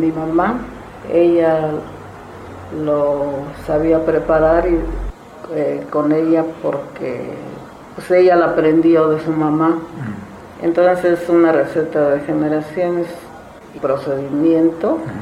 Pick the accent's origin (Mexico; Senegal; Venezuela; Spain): Mexico; Zimatlán de Álvarez, Oaxaca; soy originaria de Cimatlán de Álvarez